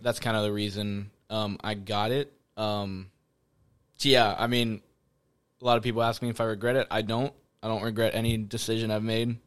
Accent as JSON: {"language": "English", "town": "Florence", "region": "Kentucky", "country": "United States", "tie": "born or raised there", "said": "born and raised, same household, uh, Florence, Kentucky"}